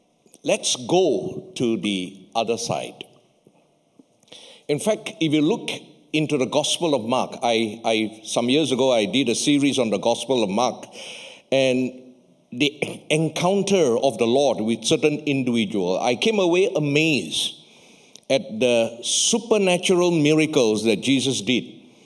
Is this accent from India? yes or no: no; Malaysia; I come from Malaysia